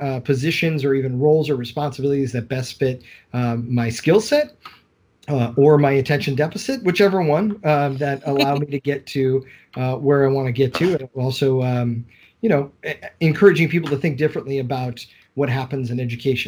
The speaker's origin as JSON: {"language": "English", "town": "Collinsville", "region": "Illinois", "country": "United States", "tie": "born or raised there", "said": "I grew up in Collinsville High School. I attended Summit Elementary"}